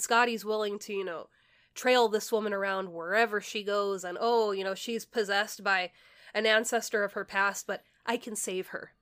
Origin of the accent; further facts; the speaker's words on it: California, United States; we're from California